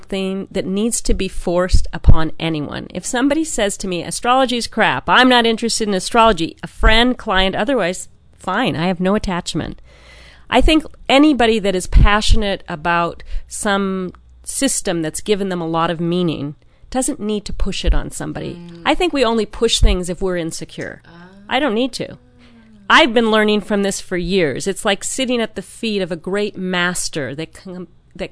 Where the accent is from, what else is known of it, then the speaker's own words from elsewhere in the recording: New York City, New York, United States; I am originally from New York City